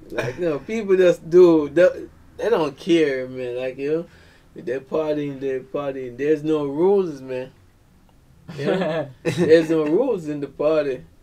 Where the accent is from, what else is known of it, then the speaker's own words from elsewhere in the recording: Saint Mary Parish, Jamaica; also born or lived in Kingston; I'm from St. Mary. St. Mary. That's like the country part. okay.